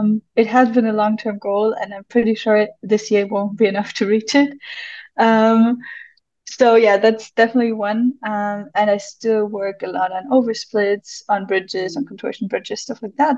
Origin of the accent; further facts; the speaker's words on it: Munich, Bavaria, Germany; I'm from Munich, Germany